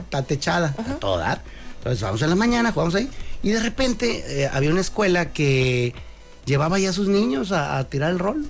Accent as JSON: {"language": "Spanish", "town": "Mexicali", "region": "Baja California", "country": "Mexico", "said": "mi ranchito querido, mi pueblito bicicletero hermoso"}